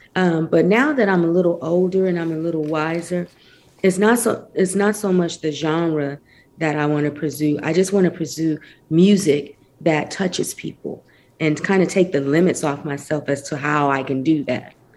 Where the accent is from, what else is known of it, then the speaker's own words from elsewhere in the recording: Flint, Michigan, United States; I grew up in Flint, Michigan, um, which is in between like Detroit and Saginaw